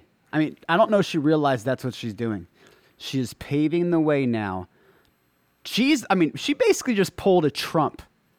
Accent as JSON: {"language": "English", "country": "Trinidad & Tobago", "tie": "born or raised there", "said": "because I came from Trinidad. I was born in Trinidad. I was raised broke and poor. I know I'm not forgetting where I come from, and I'm not forgetting about my family. And I have family in Trinidad."}